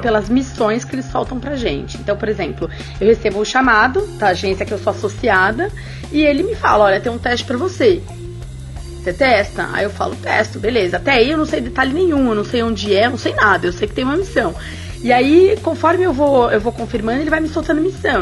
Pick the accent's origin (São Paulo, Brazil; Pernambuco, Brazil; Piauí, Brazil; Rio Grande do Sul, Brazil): São Paulo, Brazil; now in Rio de Janeiro, Brazil; lá em São Paulo, porque eu tô no Rio, tá, gente? Mas eu sou de São Paulo